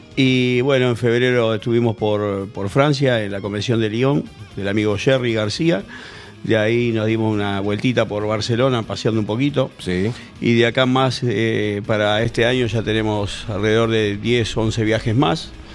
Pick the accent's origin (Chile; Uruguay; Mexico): Uruguay; now in Casanova, Argentina; mi club de inicio fue Nacional de Montevideo, soy uruguayo.